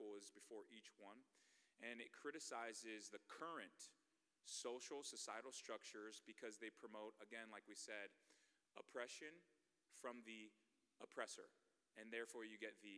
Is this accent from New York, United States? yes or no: no; Bay Area, California, United States; moved away as an adult; also born or lived in Nebraska; I'm from the Bay Area